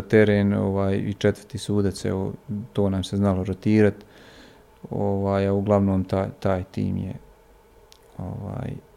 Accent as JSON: {"language": "Croatian", "country": "Bosnia & Herzegovina", "said": "ja sam došao iz BiH sa ovih naših terena."}